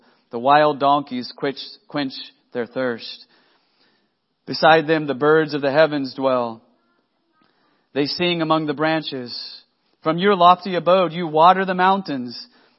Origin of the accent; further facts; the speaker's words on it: Texas, United States; now in Oklahoma, United States; I'm from Oklahoma now. I mean, I'm a transplant from Texas, but I'm here now, friends.